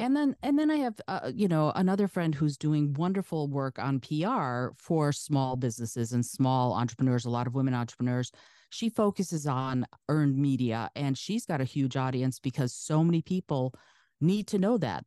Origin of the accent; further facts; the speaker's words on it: Detroit, Michigan, United States; first language Russian; English is a second language; also born or lived in Soviet Union; my family was the first family who came into the Detroit area from the Soviet Union